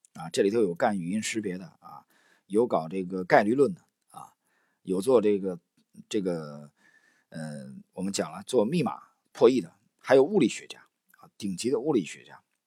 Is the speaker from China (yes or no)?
yes; China; 我们中国人